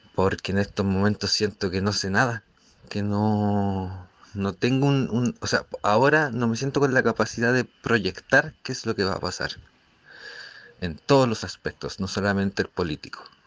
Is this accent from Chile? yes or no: yes; Chile; aquí en, en mi país, pues en esta sociedad, en Chile